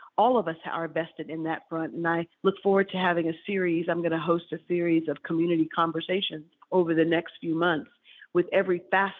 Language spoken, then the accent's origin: English; Selma, Alabama, United States; my hometown, Selma, Alabama